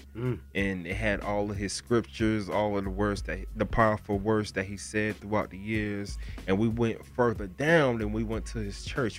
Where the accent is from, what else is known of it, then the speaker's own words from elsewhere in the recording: Broward County, Florida, United States; I'm from Florida. I'm from Broward County